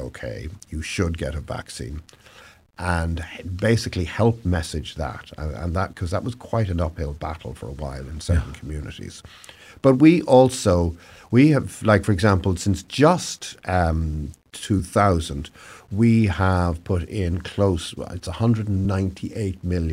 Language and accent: English; Ireland; moved away as an adult; also born or lived in Southern California; now in Oregon, United States; you're probably gathering from my accent that I originally came from somewhere a little further east than Oregon. So in Ireland